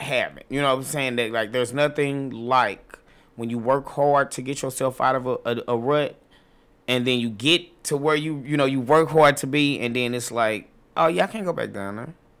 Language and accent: English; St. Louis, Missouri, United States; moved away as an adult; now in Atlanta, United States; I'm, I'm originally from Saint Louis